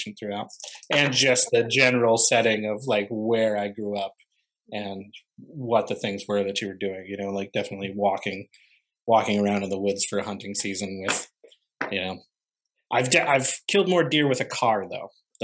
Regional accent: Upstate New York, United States; born or raised there

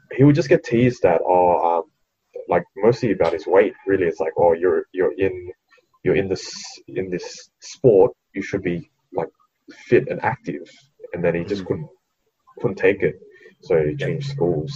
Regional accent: Australia; I was born in Australia, so I'm an Australian citizen

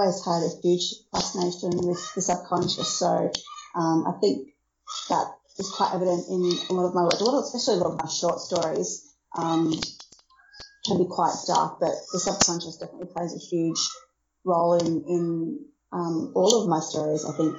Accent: Brisbane, Queensland, Australia; Well, yes, I'm from Brisbane, Australia, though I've lived around most of the country.

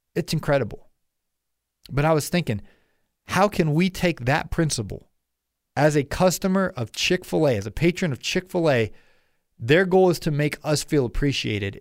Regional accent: Ohio, United States; now in Atlanta, United States; I grew up in Ohio, and, uh, I moved down here to the A T L

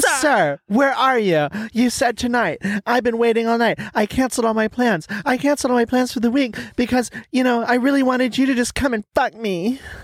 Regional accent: Texas, United States; accent: American; I'm from Texas.

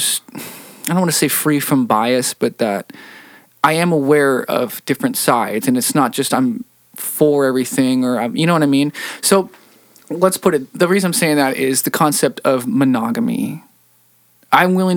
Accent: Seattle, Washington, United States; Seattle, my hometown

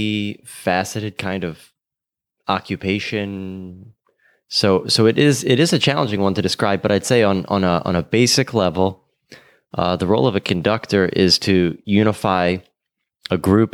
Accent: Baltimore, Maryland, United States; moved away as an adult; also born or lived in San Francisco; now in Miami Beach, United States; Before this, I was in San Francisco, but originally a Baltimore boy.

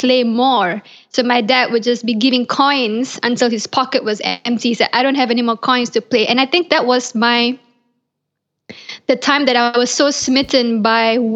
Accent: Malaysia; moved away as an adult; now in Los Angeles, United States; I was born in Malaysia and I grew up in Malaysia

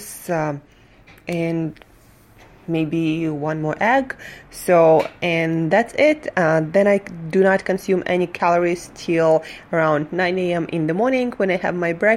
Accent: Surgut, Khanty-Mansi Autonomous Okrug, Russia; moved away as an adult; now in New York, United States; I'm from Russia, Siberia, a city called Surgut

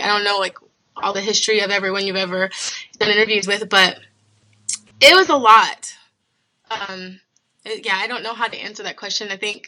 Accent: Toledo, Ohio, United States; now in Columbus, United States; I'm kind of from all over, but I grew up a good portion of my childhood in Toledo, Ohio. So right now I'm in Columbus.

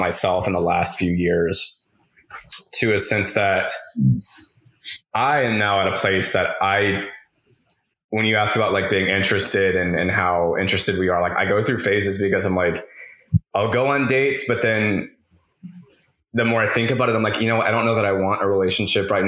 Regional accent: the Bible Belt, United States; growing up in the Bible Belt

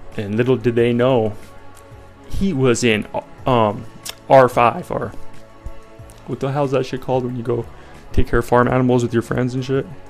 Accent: Colorado, United States; I'm from Colorado

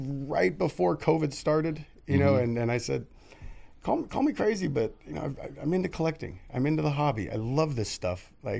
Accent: Redwood City, California, United States; moved away as an adult; now in San Jose, United States

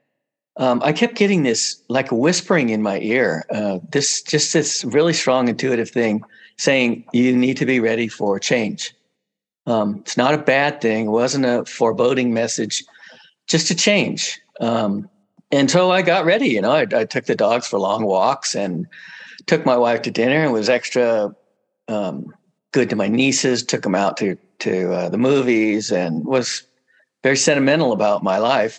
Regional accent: central coast of California, United States; I come from here, pretty much central coast of California. I grew up in a little town nearby

